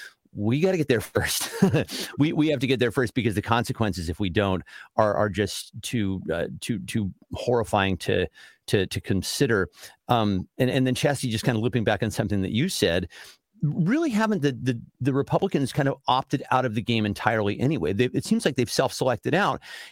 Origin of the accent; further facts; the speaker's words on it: California, United States; now in Washington, United States; I grew up in California